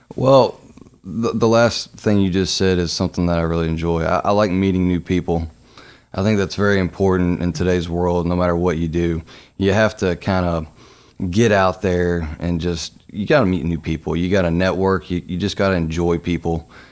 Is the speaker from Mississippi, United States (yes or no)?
no; Louisville, Kentucky, United States; being born and raised in Louisville